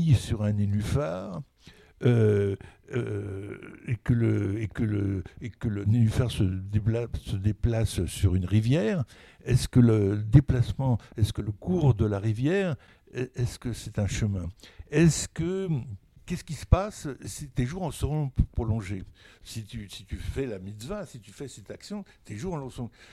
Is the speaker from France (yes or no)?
yes; Burgundy, Bourgogne-Franche-Comté, France; je viens de la Bourgogne, de, euh, la Bourgogne des petits villages